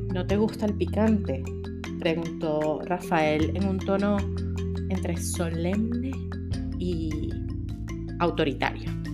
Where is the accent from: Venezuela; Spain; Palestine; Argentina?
Venezuela; Caracas, Capital District; moved away as an adult; now in Houston, United States; yo no soy mexicana, soy venezolana, no soy centroamericana, soy caribeña